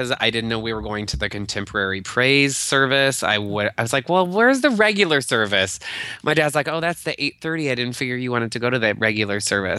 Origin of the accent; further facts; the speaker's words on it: Albia, Iowa, United States; now in Chicago, United States; My sister and I then go to the Albia Brewing Company, which our hometown has its own microbrew pub.